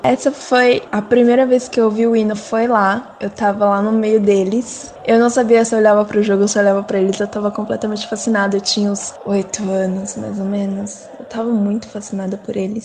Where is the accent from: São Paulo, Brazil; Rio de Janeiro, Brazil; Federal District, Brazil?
São Paulo, Brazil; Mauá; tenho 24 anos e sou de Mauá, São Paulo